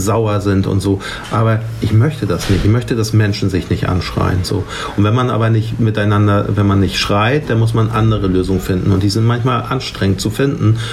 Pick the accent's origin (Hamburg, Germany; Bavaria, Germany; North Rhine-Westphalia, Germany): Hamburg, Germany; ich komme aus Barmbek